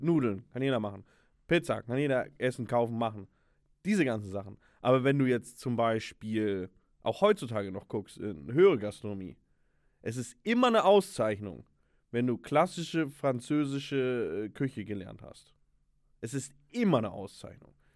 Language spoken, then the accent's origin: German; Germany; ich bin Deutscher